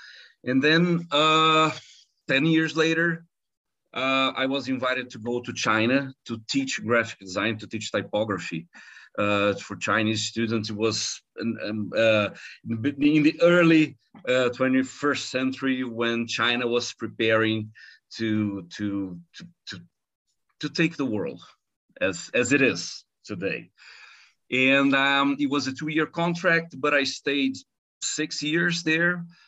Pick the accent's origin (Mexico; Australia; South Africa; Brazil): Brazil; Rio de Janeiro; also born or lived in United States / Netherlands; I was born and raised in Rio de Janeiro, in Brazil. And I think that ever since I was 16, I'd say, every 10 years, I leave Brazil.